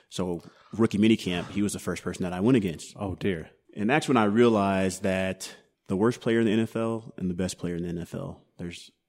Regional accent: Denver, Colorado, United States; also born or lived in Katy, Texas; so I grew up between Houston and Denver. We moved okay. to Denver.

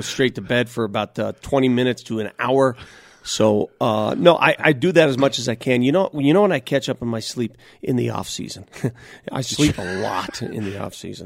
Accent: Denver, Colorado, United States; English is a second language; also born or lived in Italy; I grew up in North Denver, and I grew up the son of immigrant

